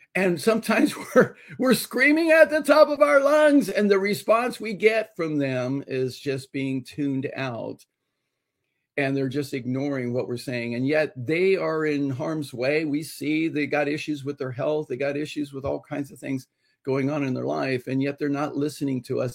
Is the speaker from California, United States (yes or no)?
yes; Los Angeles, California, United States; being Hispanic and growing up in Los Angeles